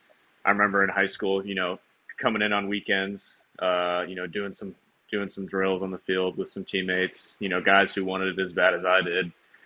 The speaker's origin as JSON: {"language": "English", "region": "Southern California", "country": "United States", "tie": "born or raised there", "also_born_or_lived": "Cincinnati, Ohio / Oklahoma / Philadelphia", "moved": "as an adult", "said": "I was born in Cincinnati, Ohio, and grew up in Southern California."}